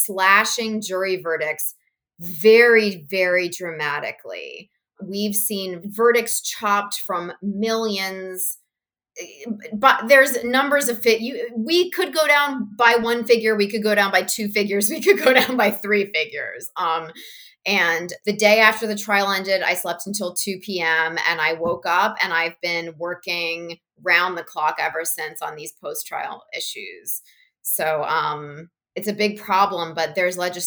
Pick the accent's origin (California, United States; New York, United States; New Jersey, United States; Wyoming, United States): New Jersey, United States; Princeton; I grew up in and around Princeton, New Jersey